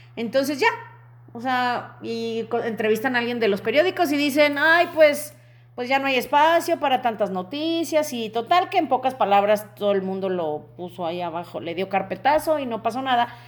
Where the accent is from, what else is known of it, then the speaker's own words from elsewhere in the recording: Mexico; como mexicanos